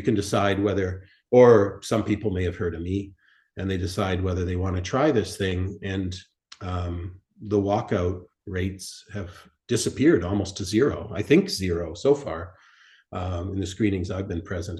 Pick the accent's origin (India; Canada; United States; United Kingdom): Canada; Winnipeg, Manitoba; my hometown of Winnipeg